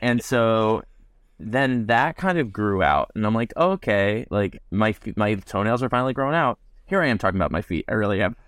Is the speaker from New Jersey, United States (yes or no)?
yes; New Jersey, United States; moved away as an adult; also born or lived in Virginia; I grew up in Jersey